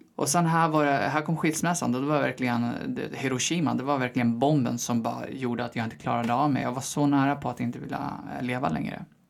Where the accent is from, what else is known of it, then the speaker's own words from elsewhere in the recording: Eskilstuna, Södermanland, Sweden; moved away as an adult; also born or lived in Hallstahammar; now in Stockholm, Sweden; jag är född och vuxen i Eskilstuna